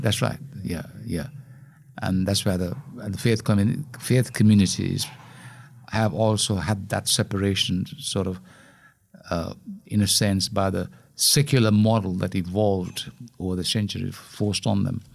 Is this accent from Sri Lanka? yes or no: yes; Colombo, Western Province, Sri Lanka; moved away; We grew up in Colombo